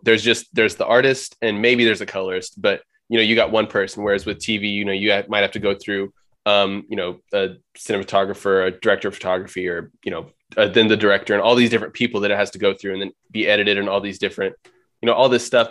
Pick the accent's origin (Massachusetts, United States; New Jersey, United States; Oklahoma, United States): Oklahoma, United States; I'm from Oklahoma.